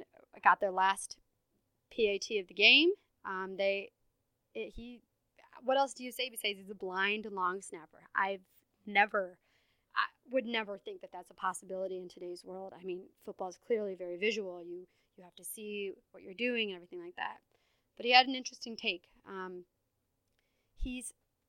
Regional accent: Iowa, United States; I'm from Iowa

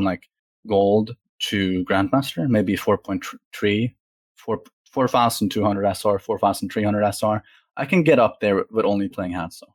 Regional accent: Norway; I'm from Europe, by the way. I'm Norwegian.

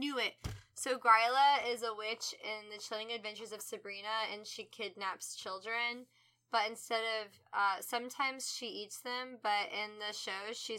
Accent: United States; I'm American

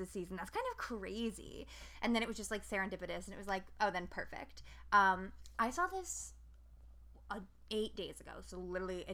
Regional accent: Albany, United States; I'm from Albany

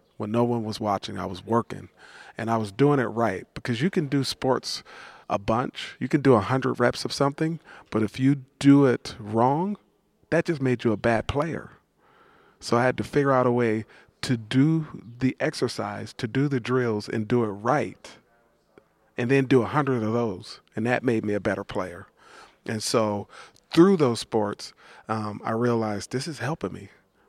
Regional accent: East Palo Alto, California, United States; When I grew up in East Palo Alto, again, you know, it was hell, right?

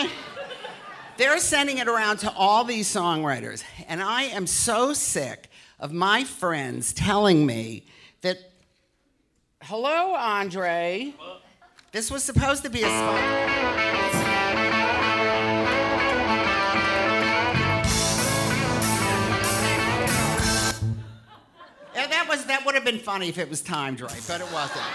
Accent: Detroit, Michigan, United States; moved away; I love my hometown so much

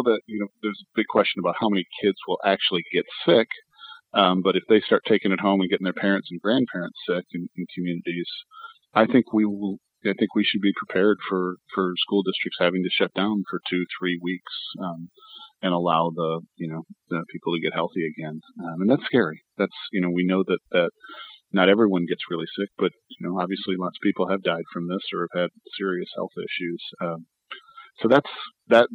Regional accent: Michigan, United States; moved away; I'm originally from Michigan

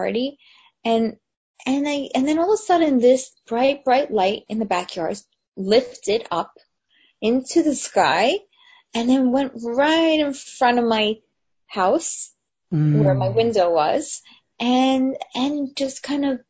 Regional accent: New Jersey, United States; also born or lived in New York City; when I was a kid, I moved from New York City to New Jersey

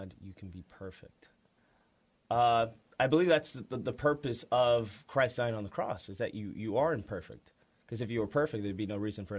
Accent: Los Angeles, California, United States; From L.A., born and raised.

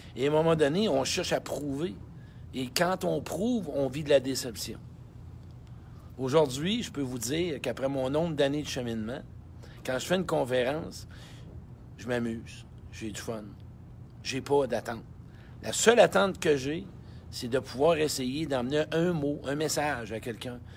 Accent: Saint-Georges, Quebec, Canada; moved away; Saint-Georges de Beauce. Ben oui, mon patelin

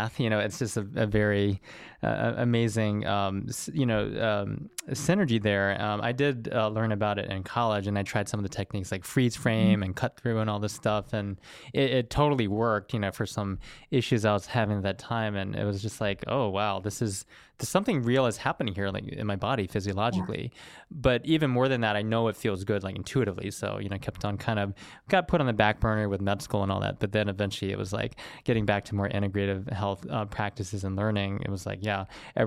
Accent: the South, United States; I grew up in the South

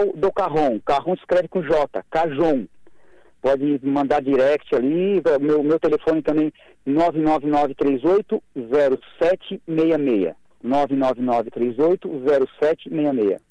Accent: Araranguá, Santa Catarina, Brazil; now in Florianópolis, Brazil; eu sou natural de Araranguá, moro em Floripa há alguns anos

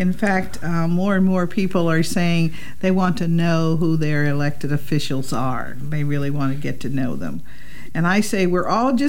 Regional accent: Washington, District of Columbia, United States; I really grew up in Southeast. Mm-hmm. In the Benning Ridge community. At least that's what we call it now. When I was growing up, all I knew is that I lived near Southern Avenue and Benning Road, mm-hmm. you know, Southeast.

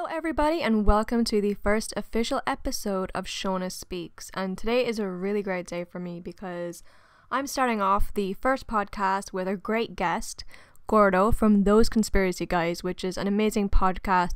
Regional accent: Ireland; deeply ingrained in us as Irish people

